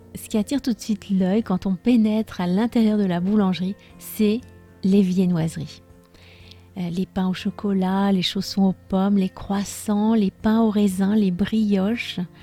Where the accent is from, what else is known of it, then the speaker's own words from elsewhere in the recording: France; je suis française